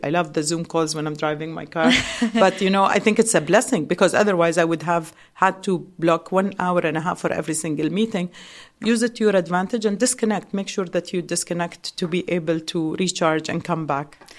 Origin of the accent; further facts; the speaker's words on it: Dubai, United Arab Emirates; we as locals